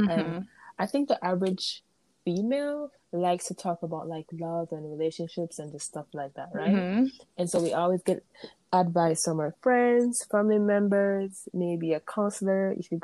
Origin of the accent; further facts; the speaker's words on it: Mandeville, Manchester, Jamaica; now in United States; Where I'm from in Jamaica, I'm from the countryside, it's in Jamaica